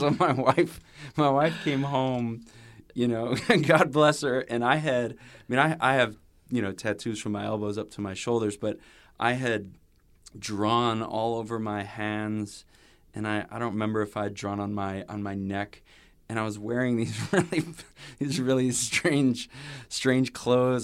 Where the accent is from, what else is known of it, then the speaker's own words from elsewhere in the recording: near Chicago, Illinois, United States; we grew up near Chicago